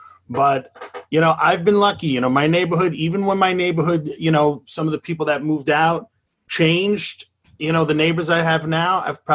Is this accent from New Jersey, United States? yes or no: no; New York City, New York, United States; I grew up in Flushing, Queens, home of New York's real baseball team, the Mets.